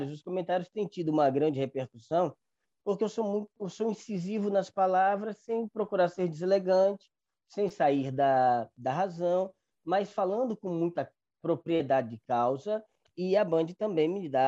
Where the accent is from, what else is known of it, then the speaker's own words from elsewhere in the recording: Northeast Region, Brazil; sou nordestino, já estive em São Paulo